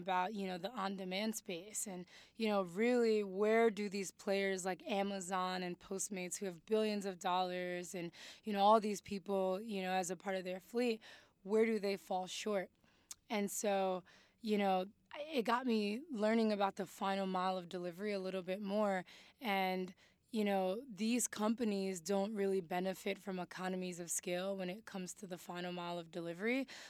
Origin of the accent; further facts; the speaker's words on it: Mali; Parents were like, what are you doing? Like, again, like, we came from Mali.